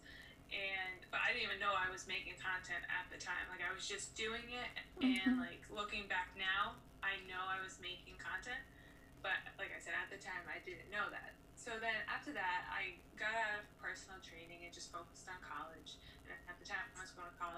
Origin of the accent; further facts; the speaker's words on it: Rhode Island, United States; I'm from Rhode Island